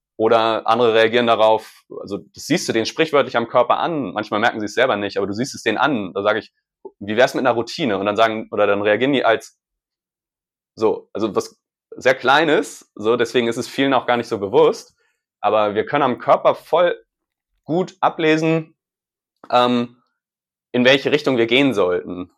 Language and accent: German; Hamburg, Germany; moved away; ich bin bei der Familie in der Heimat in Hamburg und in, quasi in meinem Heimathaus, wo ich aufgewachsen bin